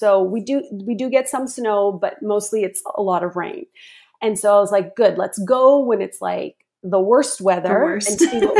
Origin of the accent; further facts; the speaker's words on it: the Prairies, Canada; moved away as an adult; also born or lived in Rocky Mountains, Alberta; now in Vancouver Island, Canada; up until then I'd lived in the prairies, think lots of snow and cold in the winter, lots of extremes.